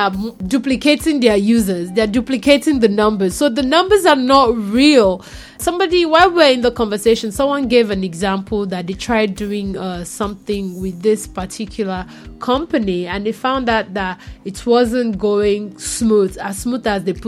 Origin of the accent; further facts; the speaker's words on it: Nigeria; I'm Nigerian